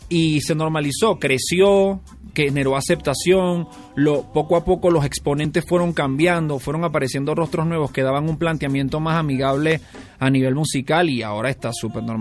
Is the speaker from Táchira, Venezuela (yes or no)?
no; Caracas, Capital District, Venezuela; now in Mexico City, Mexico; eres originario de Caracas, Venezuela. Sí, sí, de, una ciudad que convulsiona todos los días, igual que la Ciudad de México, con unas grandes semblanzas a esta ciudad. Creo que esa es la razón por la que habito aquí, porque me siento cómodo en las capitales agitadas